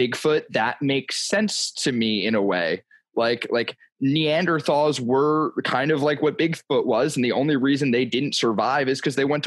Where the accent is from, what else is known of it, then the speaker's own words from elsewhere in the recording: New Jersey, United States; I'm from South Jersey